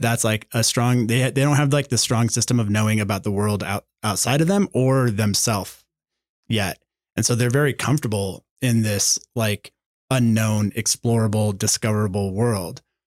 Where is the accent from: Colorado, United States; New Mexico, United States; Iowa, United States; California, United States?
New Mexico, United States; Santa Fe; we're from here, we're from Santa Fe.